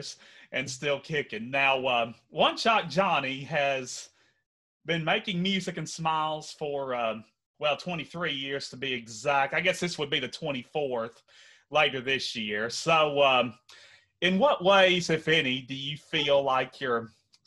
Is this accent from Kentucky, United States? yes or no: yes; Henderson, Kentucky, United States; Here in Henderson. That's my hometown